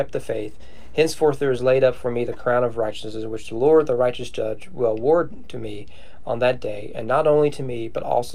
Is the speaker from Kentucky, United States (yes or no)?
yes; Owen County, Kentucky, United States; I'm from Owen County